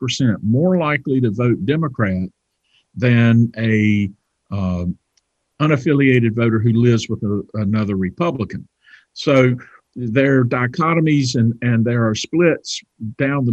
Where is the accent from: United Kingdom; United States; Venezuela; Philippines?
United States; Johnston County, North Carolina; I grew up in Johnston County